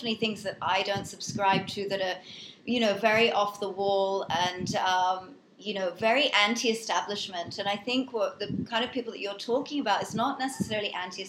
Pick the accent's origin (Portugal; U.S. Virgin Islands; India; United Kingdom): United Kingdom; England; also born or lived in United States; I was born in America, but I went to school in England